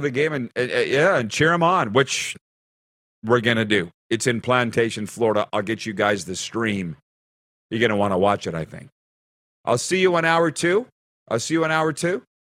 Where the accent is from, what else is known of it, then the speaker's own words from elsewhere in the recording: Canada; as a Canadian